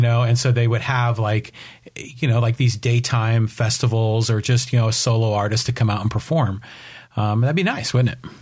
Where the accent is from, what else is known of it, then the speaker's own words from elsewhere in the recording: Poway, California, United States; here in my hometown